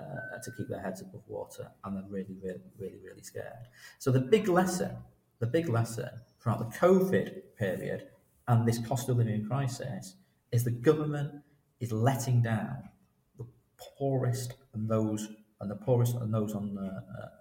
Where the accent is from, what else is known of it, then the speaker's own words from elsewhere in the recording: Salford, North West England, United Kingdom; moved away as an adult; also born or lived in Leicester; I grew up in Manchester, in Salford.